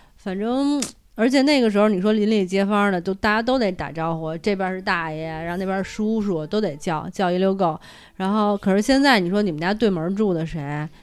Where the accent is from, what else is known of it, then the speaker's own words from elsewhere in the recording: Beijing, China; 我们北京人心里